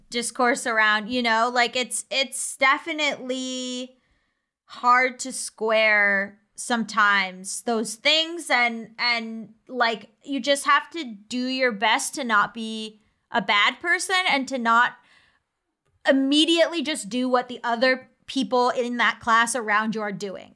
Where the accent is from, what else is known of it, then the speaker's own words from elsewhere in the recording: United States; as an American